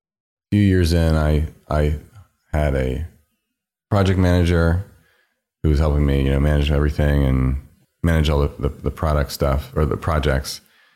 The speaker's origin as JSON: {"language": "English", "region": "New York", "country": "United States", "said": "And as a New Yorker, there's sort of this street style minimalist aesthetic"}